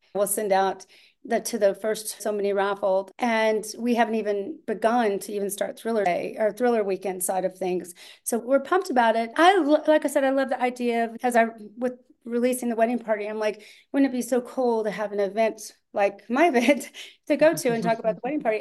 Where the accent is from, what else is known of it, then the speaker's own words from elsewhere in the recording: Austin, Texas, United States; moved away as an adult; I'm from Austin